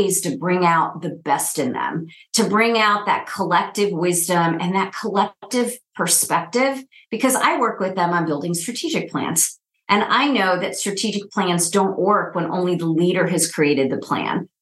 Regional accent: upstate New York, United States; moved away as an adult; also born or lived in Texas / Minneapolis; now in Kansas City, United States; a painfully shy, first generation Indian girl to immigrant parents growing up in upstate New York

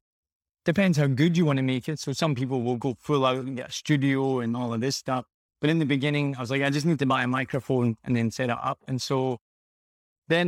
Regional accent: Glasgow, Scotland, United Kingdom; moved away as an adult; also born or lived in America / Australia / New Zealand / Vietnam; now in Ho Chi Minh City, Vietnam; I'm from Glasgow in Scotland originally, and I left when I was like 20 years old.

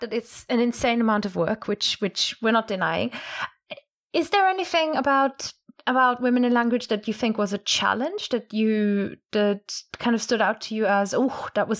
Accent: Germany; I'm from Germany. We're obsessed with the royals.

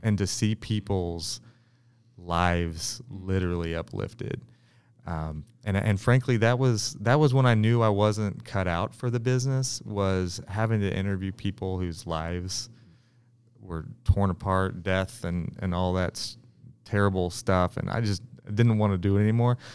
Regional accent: Kansas City, Missouri, United States; I'm born and raised in Kansas City, and, uh, on the, on the south side of the river.

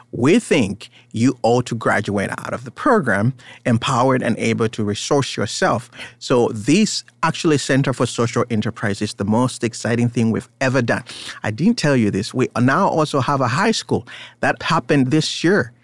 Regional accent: Uganda; now in United States; I was born in Uganda. I am Ugandan in some way, but I live in America.

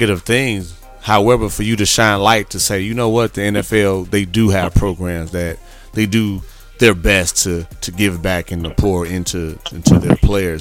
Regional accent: Midwest, United States; moved away as an adult; also born or lived in Corpus Christi, Texas; Growing up in the Midwest

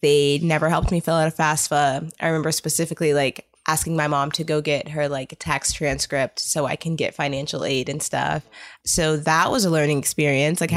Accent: New York City, New York, United States; moved away; also born or lived in East Coast; I've kind of grown up over the East Coast. So I was born in Brooklyn, New York. I lived there for a while with my mom and my dad

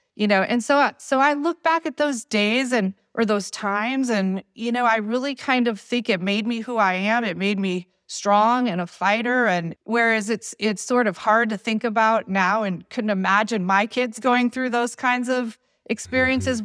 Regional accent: Detroit, Michigan, United States; moved away; also born or lived in Virginia; I was born in Detroit and, you know, raised there.

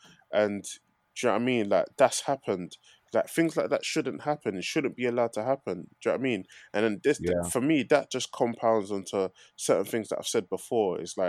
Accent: Newham, London, United Kingdom; I'm from Newham anyway.

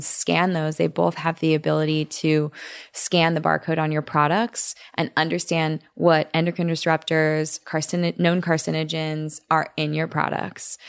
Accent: Orange County, California, United States; I grew up in Orange County

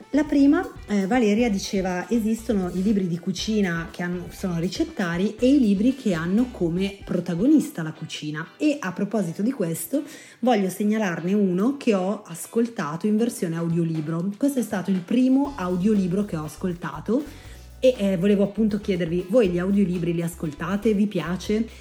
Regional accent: Lombardy, Italy; also born or lived in Piedmont / Lunigiana; io sono nata in Piemonte, cresciuta in Lombardia e sono di origini lunigianesi

